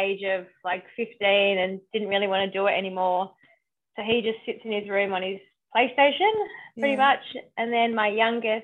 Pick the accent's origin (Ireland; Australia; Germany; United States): Australia; Perth, Western Australia; I was born in Duncraig, but we were living in Yanchep.